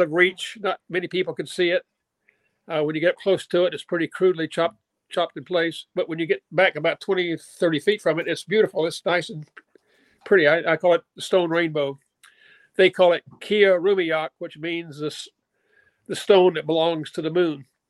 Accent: Little Rock, Arkansas, United States; I grew up in Little Rock, Arkansas.

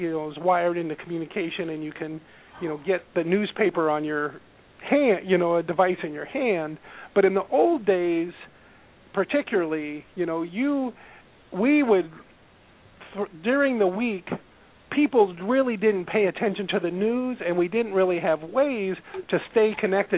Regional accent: Nebraska, United States; moved away as an adult; now in Iowa, United States; I grew up in Nebraska, pretty close to the Iowa border, always within 40 miles

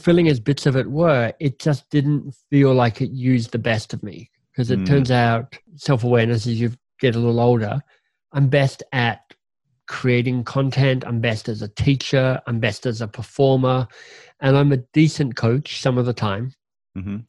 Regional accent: Australia; moved away as an adult; also born or lived in London, United Kingdom / Boston, United States; now in Toronto, Canada; I'd left Australia and I'd moved to England to study and got my first job finally out of university

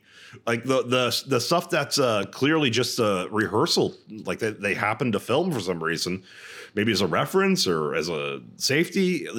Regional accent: Houston, Texas, United States; I'm from Houston.

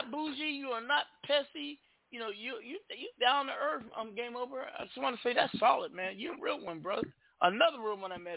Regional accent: California, United States; accent: Bay; also born or lived in Annapolis, Maryland; I was born in California

